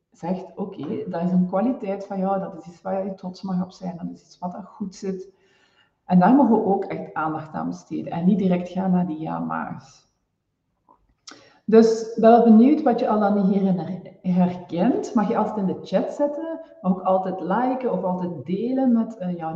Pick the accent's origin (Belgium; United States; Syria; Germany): Belgium; Flanders; now in Netherlands